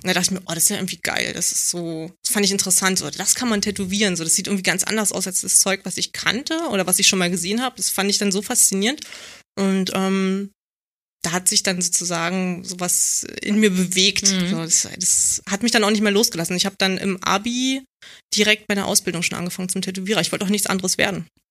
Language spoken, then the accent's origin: German; Berlin, Germany; ich komme aus Marzahn und ähm, ich war halt ein Kind